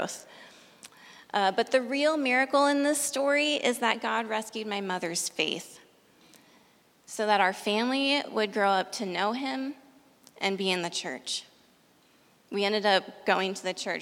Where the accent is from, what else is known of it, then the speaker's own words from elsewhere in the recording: Idaho, United States; 350 miles away from my hometown in Idaho